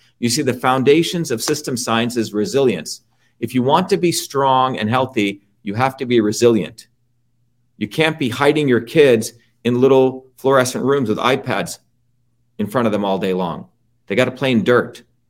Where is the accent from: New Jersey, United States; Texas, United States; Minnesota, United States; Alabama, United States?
New Jersey, United States; now in Boston, United States; That's all we did growing up in Jersey. First time I ever heard of allergies was when I came to Boston.